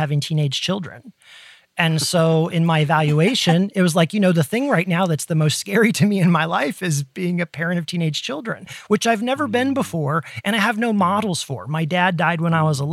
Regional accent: Ohio, United States; growing up in Ohio in the Midwest

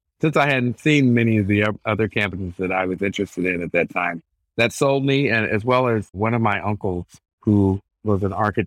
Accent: Nashville, Tennessee, United States; I grew up in Nashville, Tennessee

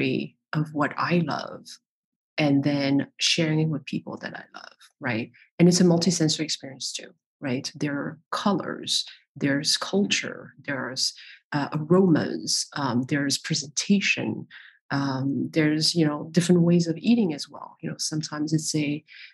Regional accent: Paris, Île-de-France, France; I was born in Paris. I'm French.

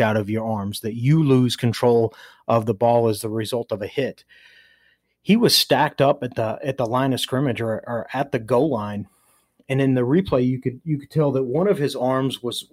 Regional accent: Nashville, Tennessee, United States; I'm from Nashville

